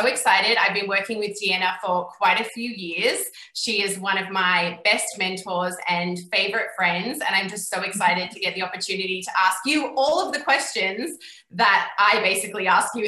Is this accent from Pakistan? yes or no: no; Australia; moved away as an adult; now in Scotland; I am 29 years old. I'm originally from Australia, currently living in Scotland.